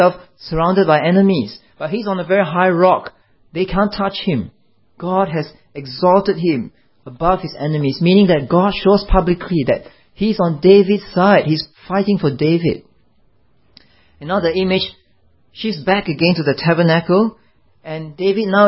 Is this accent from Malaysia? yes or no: yes; Malaysia; I'm a Malaysian